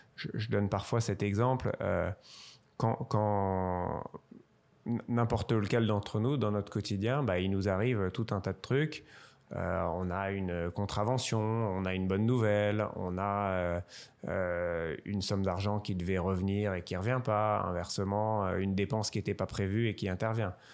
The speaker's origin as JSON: {"language": "French", "town": "Strasbourg", "region": "Grand Est", "country": "France", "tie": "born or raised there", "said": "je suis originaire de Strasbourg"}